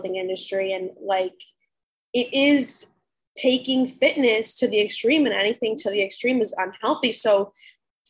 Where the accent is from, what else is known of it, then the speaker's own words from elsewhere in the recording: New Jersey, United States; I am from Central Jersey